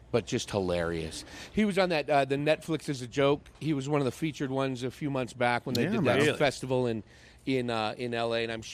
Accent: San Francisco Bay Area, California, United States; I grew up in the San Francisco Bay Area.

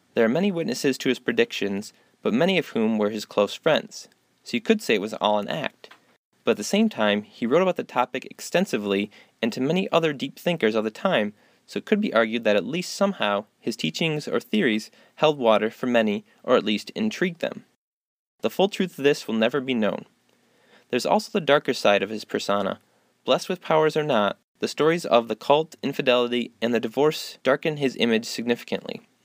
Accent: Montague, Michigan, United States; Growing up in Montague, literally two miles from his Valley of the Pines estate

